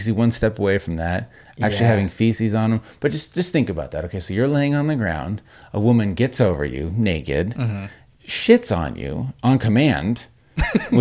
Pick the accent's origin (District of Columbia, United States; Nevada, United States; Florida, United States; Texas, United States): Nevada, United States; Las Vegas; growing up in Vegas